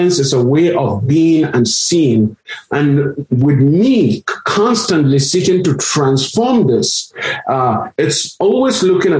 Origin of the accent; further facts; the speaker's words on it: Nigeria; also born or lived in South Africa; now in United States; growing up in Nigeria as a minority from a minority community in a region that is predominantly Muslim